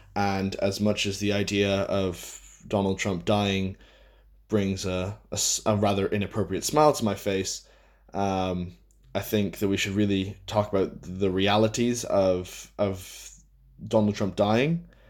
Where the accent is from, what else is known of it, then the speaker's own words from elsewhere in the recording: United States; I am an American